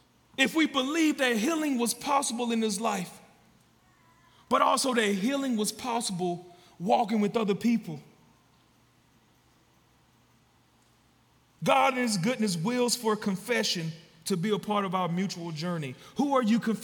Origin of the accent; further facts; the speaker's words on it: Georgia, United States; moved away as an adult; now in Louisville, United States; We are a couple that are not from Louisville. We're from Georgia.